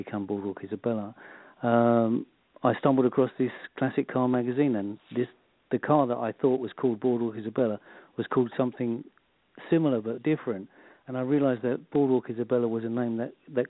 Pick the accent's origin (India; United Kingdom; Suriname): United Kingdom; London; now in Devon, United Kingdom; I'm a London. I was born in London, but at the moment we live in the southwest of the UK in a place called Devon.